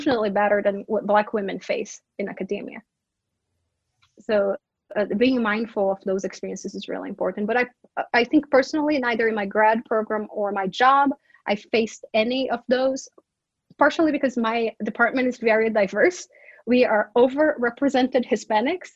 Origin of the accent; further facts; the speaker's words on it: Brazil; English is a second language; moved away as an adult; now in United States; all my students know I'm from Brazil, and I'm the Brazilian person who brings up Brazil up all the time